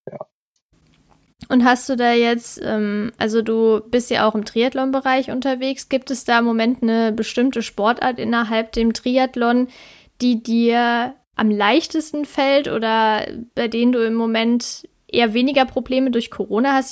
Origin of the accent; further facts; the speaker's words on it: Saarland, Germany; in Saarbrücken, also meinem Heimatbundesland Saarland